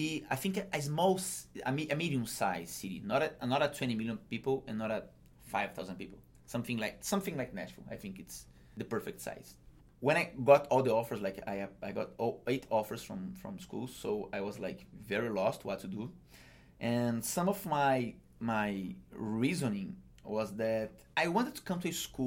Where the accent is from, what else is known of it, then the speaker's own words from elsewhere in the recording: Brazil; moved away as an adult; now in United States; I used to work in Brazil with my family business